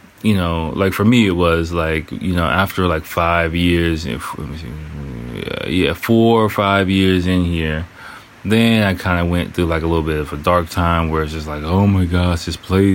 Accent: United States; moved away as an adult; now in Japan

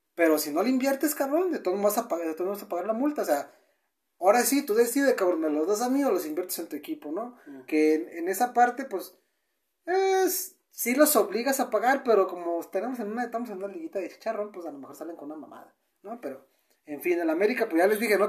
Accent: Guadalajara, Jalisco, Mexico; nosotros que somos de Guadalajara

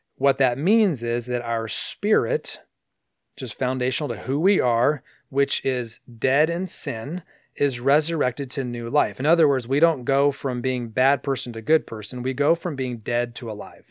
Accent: San Diego, California, United States; When I was a kid growing up in San Diego

